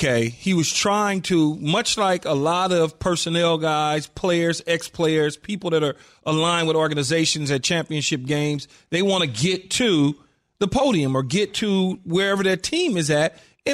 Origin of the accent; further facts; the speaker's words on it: Los Angeles, California, United States; growing up in South Central L.A. and just seeing things firsthand